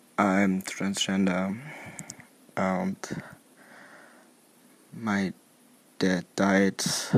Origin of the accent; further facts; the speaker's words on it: Germany; English is a second language; I'm from Germany